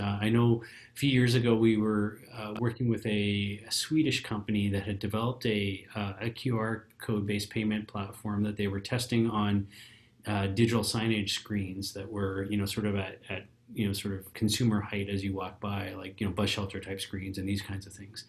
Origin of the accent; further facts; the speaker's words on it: Canada; we're Canadian and we're all about hockey.